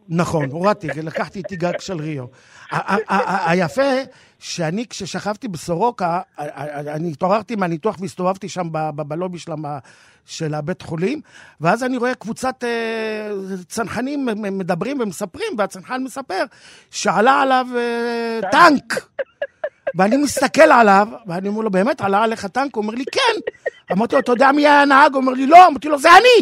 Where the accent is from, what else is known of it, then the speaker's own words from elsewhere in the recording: Jerusalem, Jerusalem District, Israel; המולדת שלי ישראל והעיר שגדלתי בה ירושלים